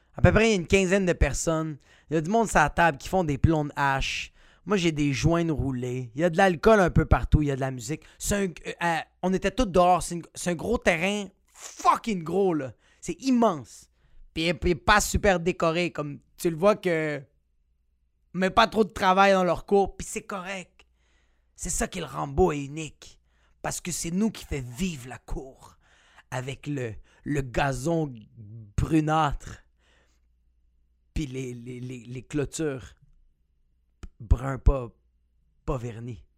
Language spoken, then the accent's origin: French; Quebec, Canada; t'es un québécois comme moi